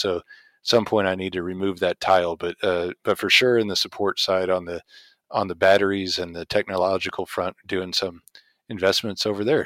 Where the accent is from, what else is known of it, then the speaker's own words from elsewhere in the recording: Indiana, United States; I grew up in Indiana, uh, in the oil field, but plenty of corn around